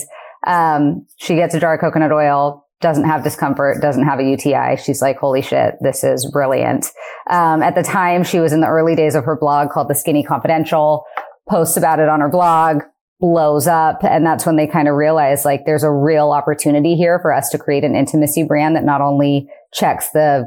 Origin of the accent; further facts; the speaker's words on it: Eugene, Oregon, United States; I'm from Eugene, Oregon